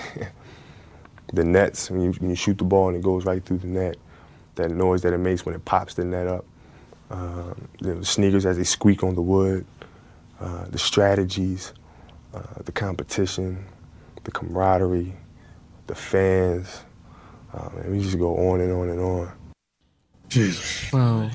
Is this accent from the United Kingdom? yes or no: no; Italy; I played baseball growing up in Italy.